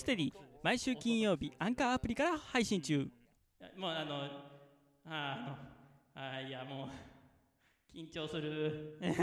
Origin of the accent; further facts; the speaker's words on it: Osaka, Japan; 同じ関西人大阪人として